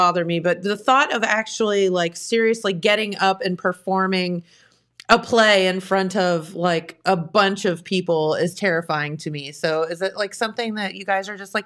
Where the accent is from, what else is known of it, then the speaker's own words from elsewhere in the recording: Jackson, Ohio, United States; I was from Jackson, Ohio